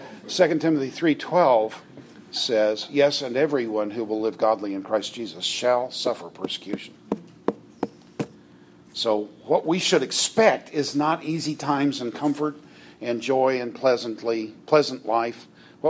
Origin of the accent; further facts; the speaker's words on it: United States; as an American